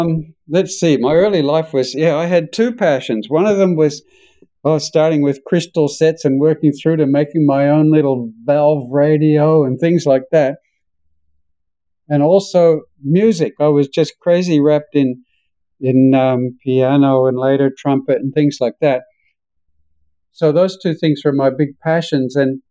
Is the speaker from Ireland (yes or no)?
no; Australia; accent: Australian; now in United States; having been here in the United States for 30 years, I'm losing my Australian accent, and I'm trying to get it back again